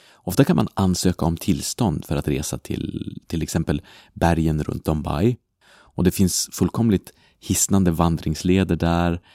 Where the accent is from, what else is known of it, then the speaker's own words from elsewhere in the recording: Sweden; moved away as an adult; now in Brussels, Belgium; jag är uppvuxen i Sverige